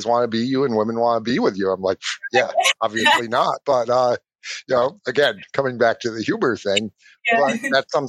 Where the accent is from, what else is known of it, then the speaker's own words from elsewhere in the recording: Ireland; I'm Irish